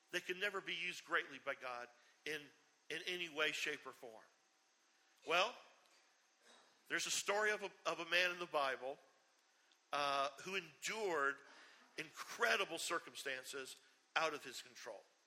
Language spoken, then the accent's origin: English; Charleston, South Carolina, United States; I grew up up on James Island, and you know, growing up in Charleston